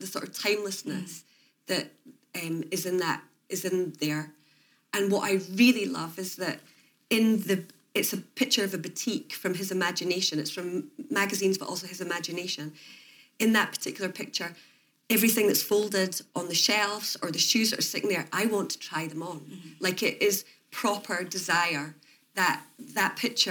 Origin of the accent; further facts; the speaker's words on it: Edinburgh, Scotland, United Kingdom; I'm from Edinburgh